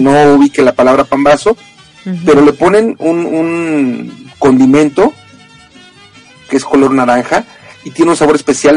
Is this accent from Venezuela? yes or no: no; Mexico; la gente en México y fuera de México, quienes somos mexicanos, lo celebramos